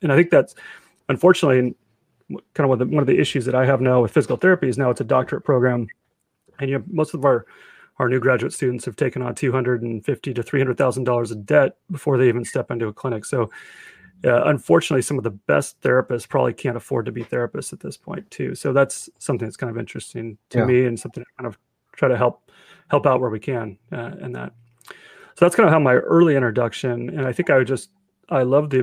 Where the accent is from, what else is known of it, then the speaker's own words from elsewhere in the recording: Redmond, Washington, United States; also born or lived in Atlanta, Georgia; I grew up in Redmond, and my parents, we moved here from Atlanta